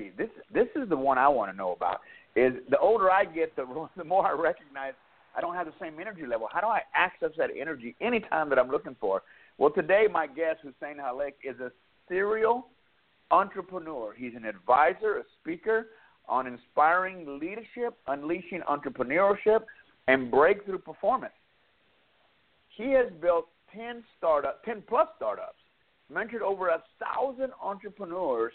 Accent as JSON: {"language": "English", "area": "Dallas", "region": "Texas", "country": "United States", "tie": "born or raised there", "also_born_or_lived": "West Coast", "moved": "as an adult"}